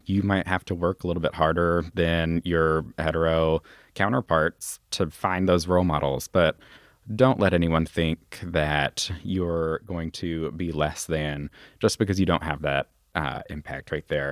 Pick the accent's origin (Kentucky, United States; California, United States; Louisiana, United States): Kentucky, United States; Louisville; when we lived out over in Hikes Point. And then when I was four years old, we moved out uh, to J Town